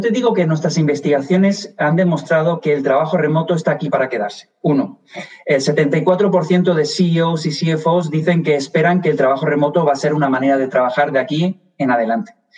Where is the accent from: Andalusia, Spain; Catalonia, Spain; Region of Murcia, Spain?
Andalusia, Spain; Málaga; moved away as an adult; also born or lived in Madrid; now in Washington, United States; soy español, me delata el acento, nací en Madrid, me crié en Málaga, en el sur de España